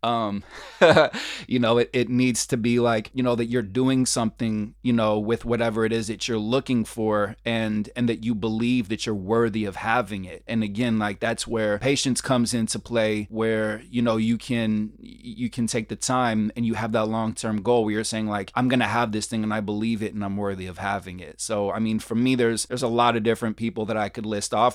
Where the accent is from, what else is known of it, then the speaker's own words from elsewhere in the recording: Berkeley, California, United States; moved away as an adult; now in New York, United States; I grew up in a very diverse neighborhood and, and city, uh, Berkeley, California. Shout out to Berkeley, my hometown.